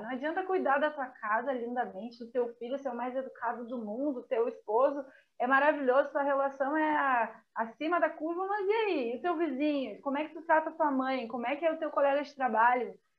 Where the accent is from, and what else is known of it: Brazil